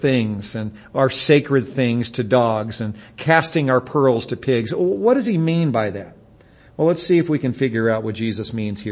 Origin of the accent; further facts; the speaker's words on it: United States; we as English-speaking Americans